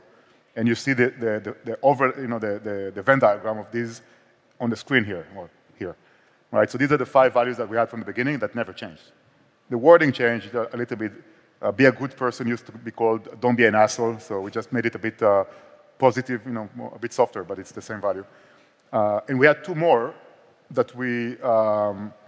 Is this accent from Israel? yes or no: yes; Israel; accent: Israeli; also born or lived in Barcelona; more like Israeli accent